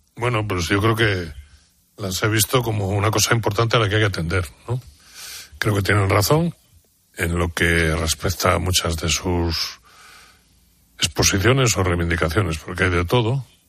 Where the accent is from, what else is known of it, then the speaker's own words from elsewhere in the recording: mountains of León, Castile and León, Spain; durante toda mi infancia he vivido en pueblos en la montaña de León